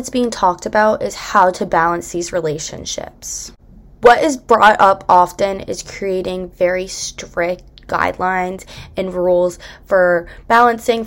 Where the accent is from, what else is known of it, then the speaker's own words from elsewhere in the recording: Bucks County, Pennsylvania, United States; I'm a third year from Bucks County, Pennsylvania.